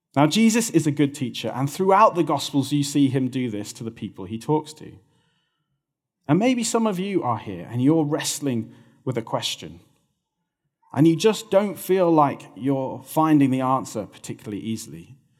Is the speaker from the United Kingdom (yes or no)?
yes; United Kingdom